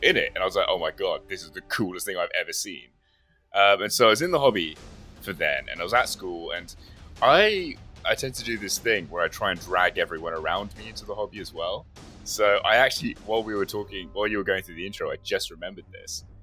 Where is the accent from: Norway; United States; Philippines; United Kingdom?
United Kingdom; Watford, East of England; moved away; I'm from Watford originally.